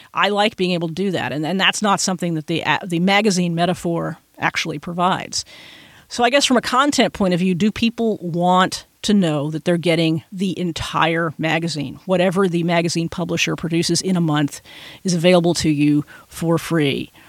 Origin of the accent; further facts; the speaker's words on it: Texas, United States; I'm from Texas